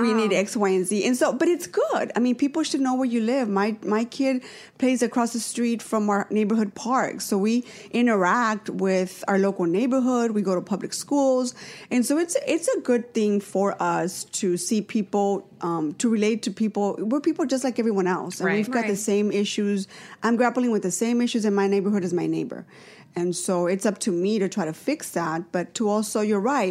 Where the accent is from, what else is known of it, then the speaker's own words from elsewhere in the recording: Los Angeles, California, United States; also born or lived in North Hollywood / Sun Valley; I'm a Valley girl, born and raised in the Valley. I actually grew up in Pacoima.